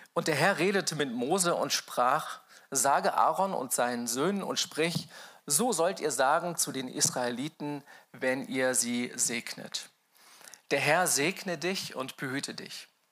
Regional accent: Mainz, Rhineland-Palatinate, Germany; als Mainzer, also Mainz bin ich aufgewachsen, als Mainzer

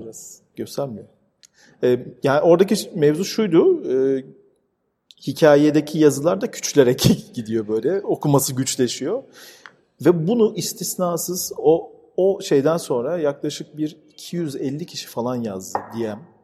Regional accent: Istanbul, Turkey; ben burada doğdum büyüdüm. Babam da 15 yaşında gelmiş bu arada buraya

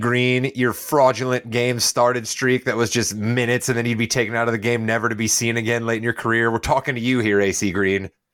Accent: United States; I'm American. I am not from Canada or somewhere else

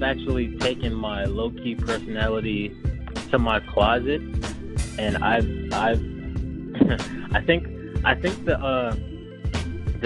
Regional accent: New York, United States; moved away as an adult; I kind of wanted to make sure people knew I was from New York without actually having to tell them I was from New York

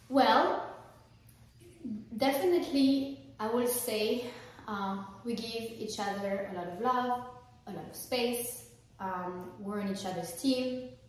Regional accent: France; moved away; I'm French, I'm not American.

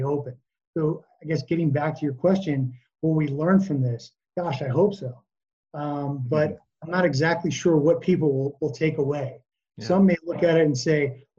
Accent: United States; us as American consumers

